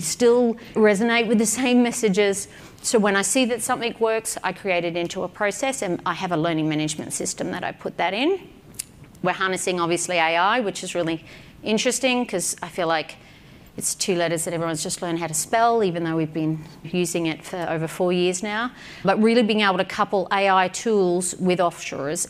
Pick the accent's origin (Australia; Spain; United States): Australia; I'm an Aussie